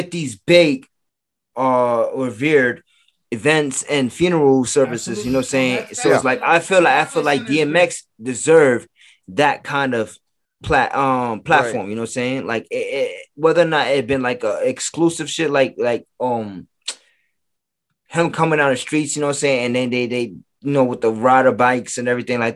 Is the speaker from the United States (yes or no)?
no; Jamaica; I'm Jamaican